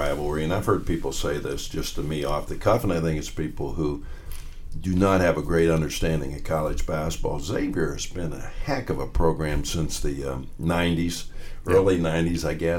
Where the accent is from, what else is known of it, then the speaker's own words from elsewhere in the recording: Warren, Ohio, United States; also born or lived in Akron, Ohio / Cleveland, Ohio / Paducah, Kentucky; I was born in Akron, grew up in Warren, and went to Kent State.